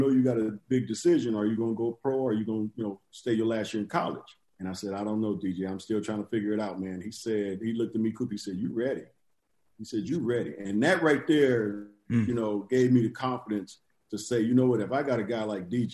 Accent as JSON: {"language": "English", "town": "Inglewood", "region": "California", "country": "United States", "said": "I'm from Englewood too"}